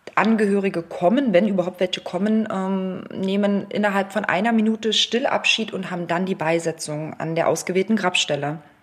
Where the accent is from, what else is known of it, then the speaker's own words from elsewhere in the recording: Berlin, Germany; Aufgewachsen geboren in der, in der Hauptstadt in Berlin, das heißt groß geworden im Prenzlauer Berg